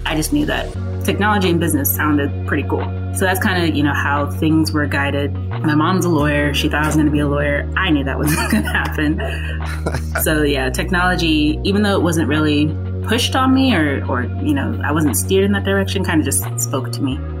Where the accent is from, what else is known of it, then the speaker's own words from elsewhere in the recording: Burke, Virginia, United States; also born or lived in Atlanta / Woodbridge, Virginia; I grew up in a town called Burke, Burke, Virginia. It's about 20 minutes outside of DC